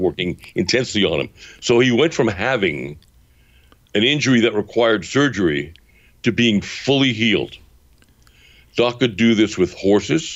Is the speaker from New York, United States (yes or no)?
yes; New York City, New York, United States; As a Brooklyn boy, coming from a fairly nasty neighborhood, a series of fairly nasty neighborhoods